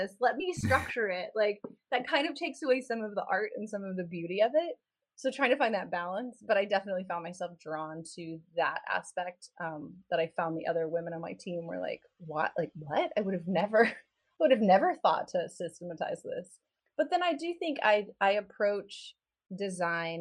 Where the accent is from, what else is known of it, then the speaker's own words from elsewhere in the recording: Dallas, Texas, United States; I grew up in Dallas and in East Texas